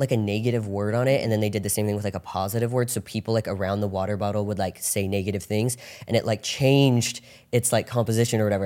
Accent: Orange County, California, United States; I grew up in Orange County

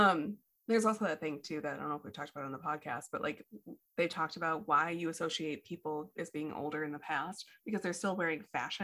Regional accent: Midwest, United States; we're from the Midwest

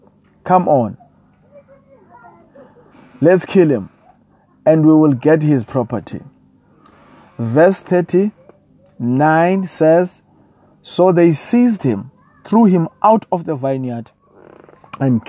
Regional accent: South Africa; I come all the way from South Africa

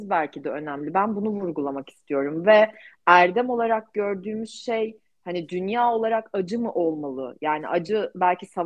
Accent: Turkey; ben de Türk'üm ve ben çok mutluyum Türk olmaktan

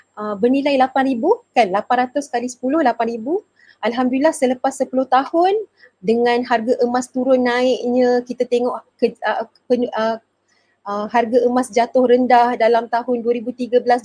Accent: Kuala Lumpur, Malaysia; saya dari Kuala Lumpur. Sekarang ni menetap di Kuala Lumpur, bekerja di Kuala Lumpur.

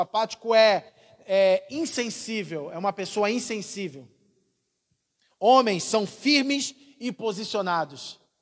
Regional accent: Rio de Janeiro, Brazil; moved away; sou carioca.

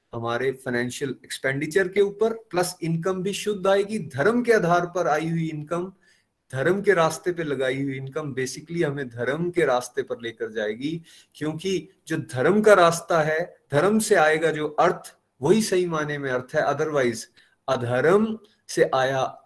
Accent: Chamba, Himachal Pradesh, India; मैं चंबा का रहने वाला हूं

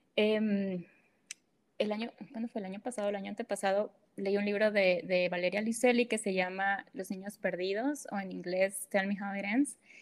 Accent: northern Mexico, Mexico; first language Spanish; soy del, del, norte de México, ¿no? Tenemos nuestro propio lenguaje

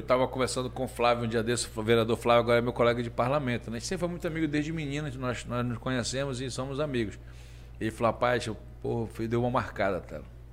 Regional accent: Parintins, Amazonas, Brazil; um menino criado aqui na Baixa

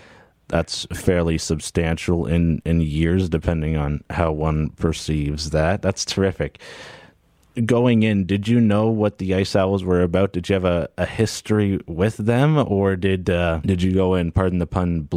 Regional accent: Canada; I am Canadian

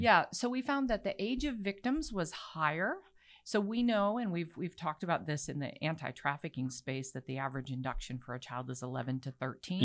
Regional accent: Bangkok, Thailand; now in United States; I was raised in Bangkok.

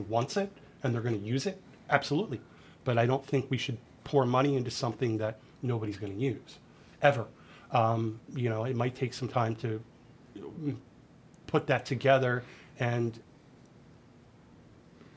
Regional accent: outside of Philadelphia, Pennsylvania, United States; moved away as an adult; now in Nashville, United States; I grew up outside of Philadelphia

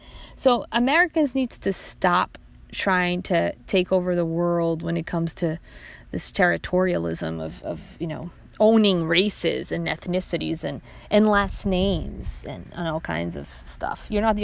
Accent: Brazil; moved away; they look at me and they see, you know, a white person, and then if I tell them I'm from Brazil, then oh no, then you're not white. No, I didn't cease to be, my blood did not change just because of where I was born.

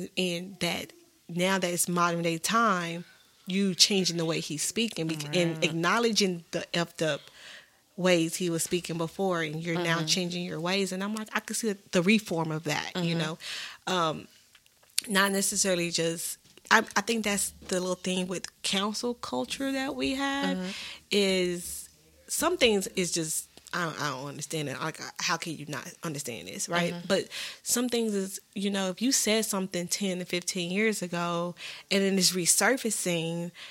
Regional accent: Texas, United States; we're from Texas

